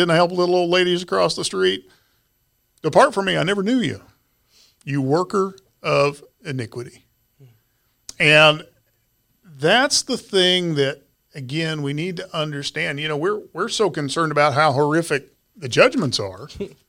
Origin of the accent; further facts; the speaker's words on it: Ponca City, Oklahoma, United States; You know, I was a kid. I grew up in Ponca City, Oklahoma.